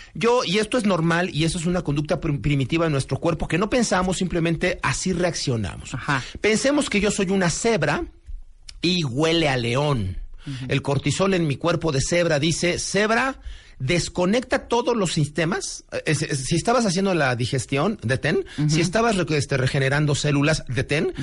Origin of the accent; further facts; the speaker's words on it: Mexico; como mexicanos